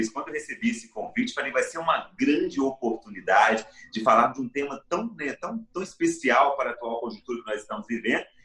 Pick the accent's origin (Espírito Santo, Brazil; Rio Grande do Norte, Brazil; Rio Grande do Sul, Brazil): Espírito Santo, Brazil; born there; Eu nasci no interior do Espírito Santo, na região das montanhas